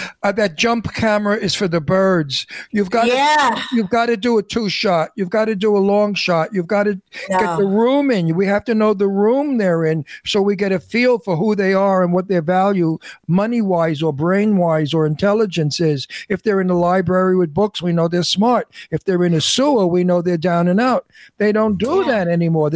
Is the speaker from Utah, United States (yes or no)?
no; New York City, New York, United States; I came from Brooklyn and I wrote about people I knew in my neighborhood as I grew up.